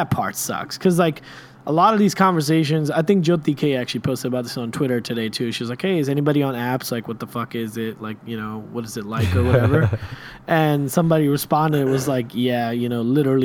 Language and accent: English; Washington, D.C. area, District of Columbia, United States; my hometown team